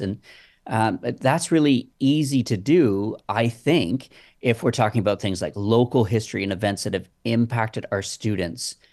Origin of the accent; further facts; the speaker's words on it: Waterdown, Ontario, Canada; my hometown is watered down